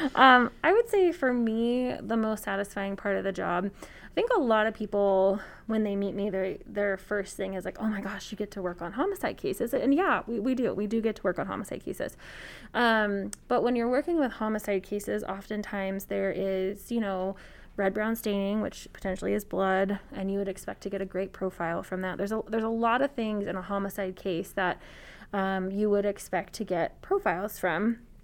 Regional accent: Reno, Nevada, United States; also born or lived in Germany; we came back to Reno, and I have been here ever since. I went from elementary school, middle school, high school, and I even went to college here

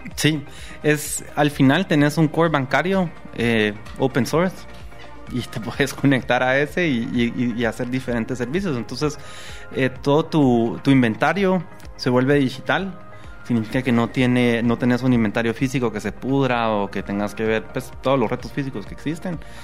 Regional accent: Guatemala; como guatemaltecos

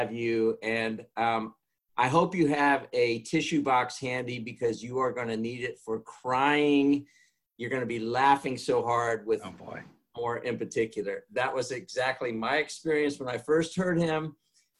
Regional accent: Newton, Kansas, United States; I'm from Newton, Kansas

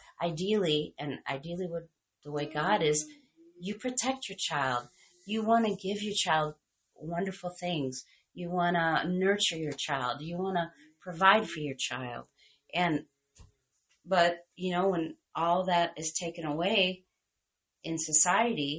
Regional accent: United States; we're American

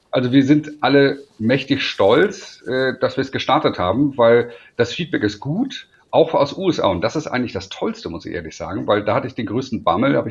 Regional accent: Hamburg, Germany; now in Munich, Germany; Äh, und äh, wie man hört, bin ich ja kein Münchner. Ich bin eigentlich Hamburger.

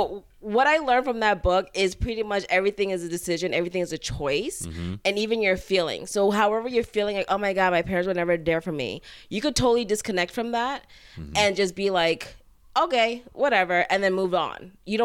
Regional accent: Florida, United States; But the south, like South Florida.

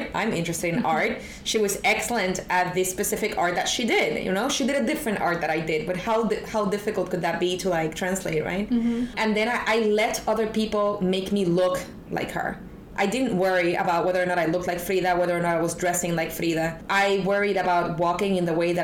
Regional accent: Puerto Rico; accent: Puerto Rican; moved away; also born or lived in New York / Berlin; I am Latin American and Hispanic. I am Puerto Rican.

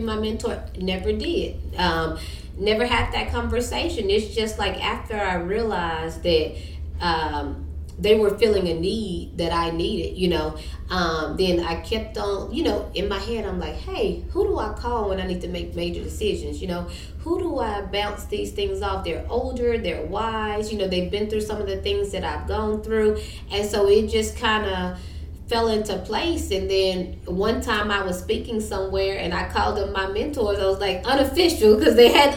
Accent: Minden, Louisiana, United States; now in Shreveport, United States; I'm from Minden

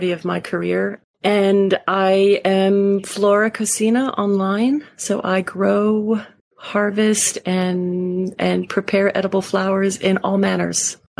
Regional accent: East Coast, United States; moved away as an adult; also born or lived in Montreal, Canada / Spain; now in Houston, United States; I grew up on the East Coast, and then I moved up to Canada when I was 18

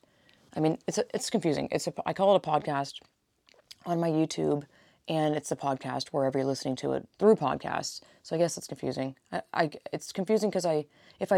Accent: Georgia, United States; now in California, United States; I grew up in Georgia, and I'm living in California, so it's, like, totally different coasts

